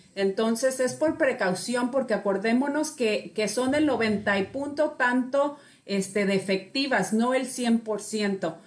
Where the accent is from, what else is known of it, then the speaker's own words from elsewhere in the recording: Mexico; yo soy mexicana, soy pues latina